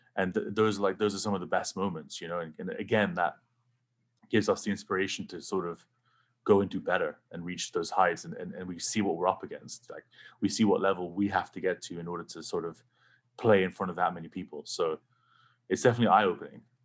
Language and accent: English; England, United Kingdom; now in United States; growing up in England, pretty much no one had guns